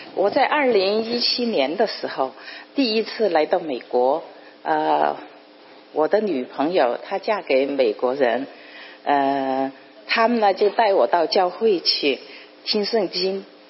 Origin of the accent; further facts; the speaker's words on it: Chongqing, China; moved away as an adult; also born or lived in United States; 来自中国重庆